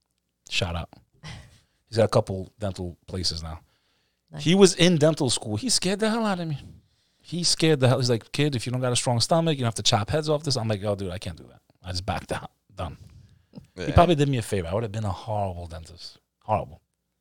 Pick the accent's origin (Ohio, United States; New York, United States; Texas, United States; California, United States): Texas, United States; born there; first language en; I was born here. I was actually born in Texas.